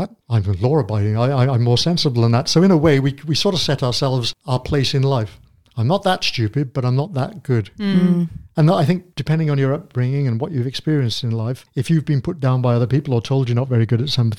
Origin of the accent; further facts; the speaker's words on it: United Kingdom; we're British